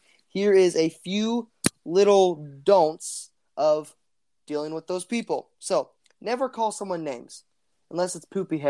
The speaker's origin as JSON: {"language": "English", "country": "India", "second_language": "English", "said": "Sorry, English is tough. I'm just learning it. I'm actually Indian."}